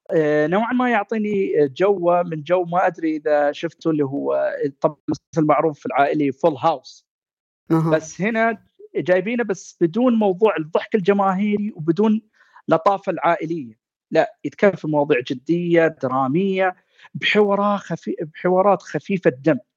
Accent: Saudi Arabia; إحنا كعائلة سعودية

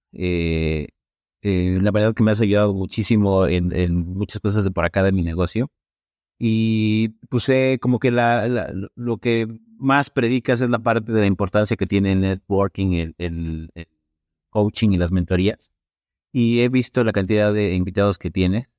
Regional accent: State of Mexico, Mexico; Soy del Estado de México, pero estoy trabajando en el DF.

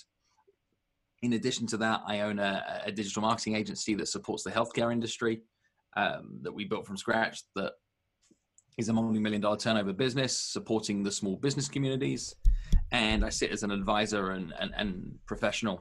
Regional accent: United Kingdom; moved away as an adult; also born or lived in New York metro area, United States / Los Angeles, United States; now in United States; I'm British

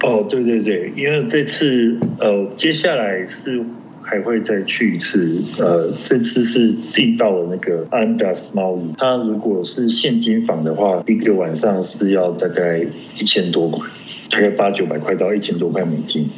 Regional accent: Taiwan; also born or lived in Colorado, United States; now in Denver, United States; 我就说台湾

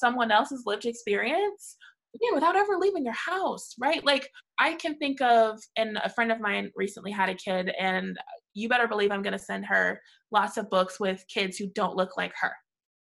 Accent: St. Louis, Missouri, United States; I grew up in St. Louis in the 90s

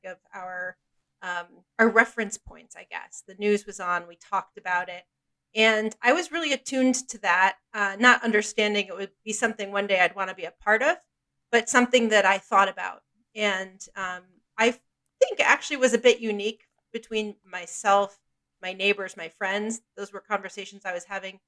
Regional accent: near Binghamton, New York, United States; I grew up in a very small little town outside of Binghamton, New York

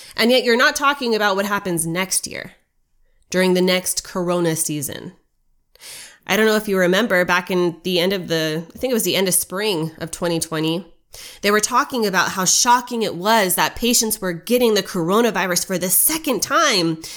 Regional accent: United States; as an American

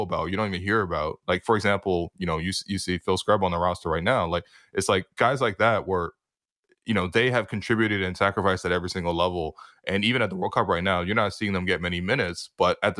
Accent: Canada; as a Canadian basketball fan

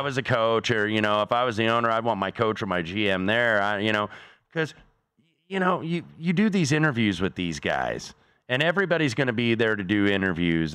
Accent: Indianapolis, Indiana, United States; my hometown of Indianapolis

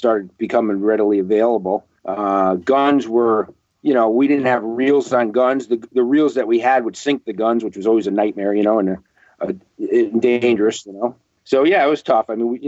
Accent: Fairfield, United States; I grew up down in Fairfield on the water

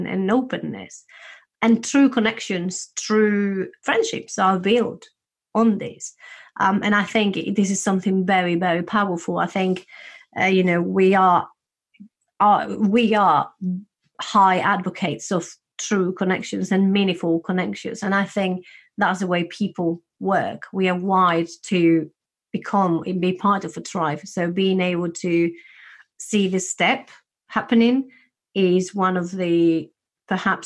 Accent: Spain; I'm from Spain, a place where we tend to be quite open.

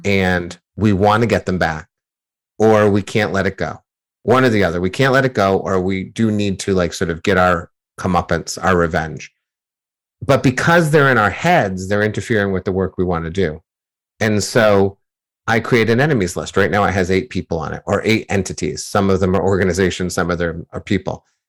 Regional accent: near Boston, Massachusetts, United States; growing up near Boston as a Yankees fan

